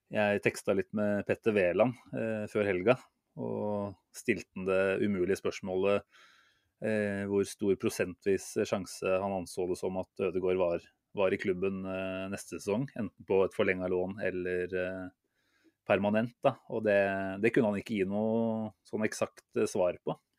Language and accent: Norwegian; Norway; som nordmann